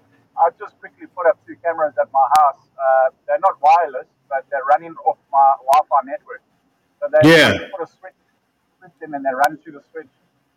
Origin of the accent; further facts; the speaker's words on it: South Africa; moved away as an adult; now in New Zealand; As I'm originally from South Africa, so I'm born and raised South African, but I've been in New Zealand 3 years.